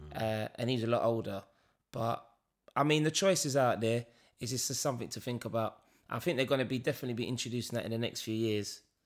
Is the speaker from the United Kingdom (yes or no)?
yes; London, United Kingdom; we're being from East London